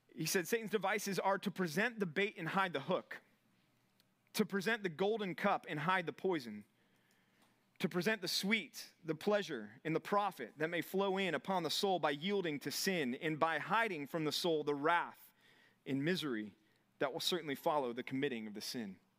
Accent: Texas, United States; now in California, United States; as a Texan

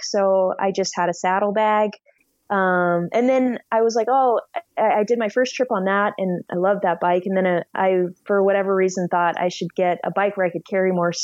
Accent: Anchorage, Alaska, United States; also born or lived in Washington State; I grew up in Anchorage, Alaska

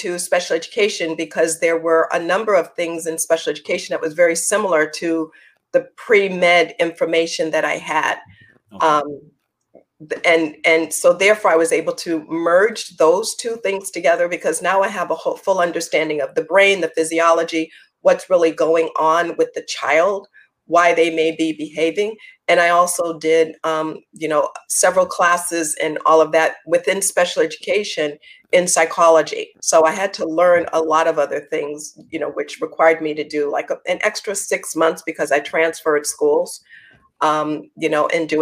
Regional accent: New York, United States; also born or lived in North Carolina; I was the one from New York

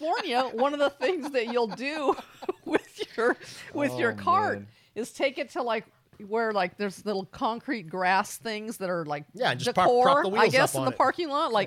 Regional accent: California, United States; moved away as an adult; now in Texas, United States; when I came to Texas, I'm a Californian

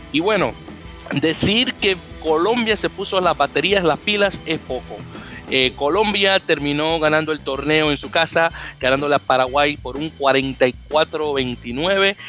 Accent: Dominican Republic; como dominicano que soy

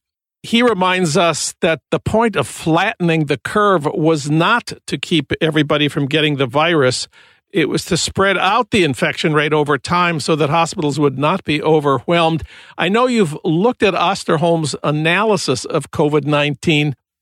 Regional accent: Minnesota, United States; And Minnesota this week, my home state, also opened some industrial and manufacturing workplaces and some offices.

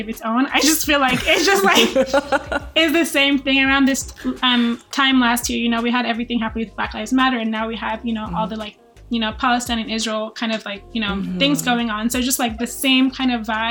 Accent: Nigeria; moved away; I'm from Nigeria, so I'm not even from here, but I am here

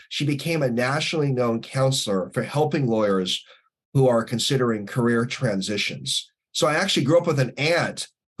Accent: Northeast, United States; growing up in Northeast, so my late dad was an attorney and my late grandpa on my mom's side was an attorney.

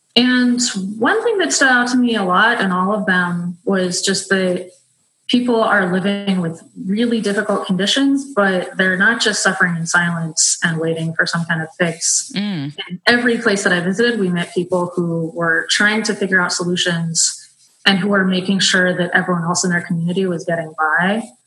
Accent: San Francisco, California, United States; moved away as an adult; also born or lived in Brazil; I grew up in San Francisco

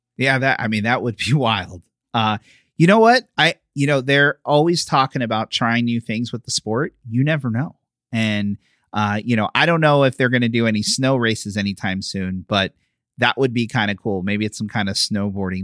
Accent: Philadelphia, Pennsylvania, United States; now in Florida, United States; I'm from Philly

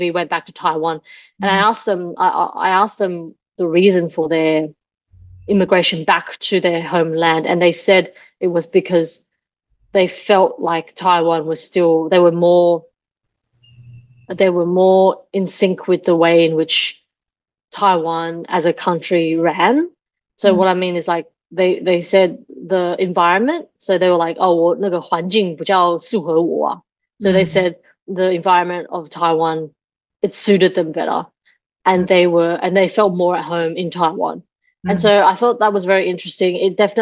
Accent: Australia; to be Asian growing up in Australia

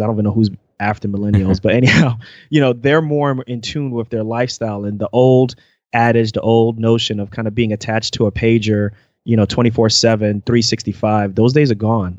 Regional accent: United States; moved away; also born or lived in central Pennsylvania; I am originally from the New York, New Jersey area

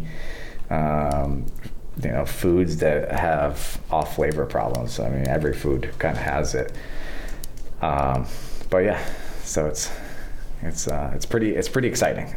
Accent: Maine, United States; I grew up in Maine fishing for brook trout in the streams

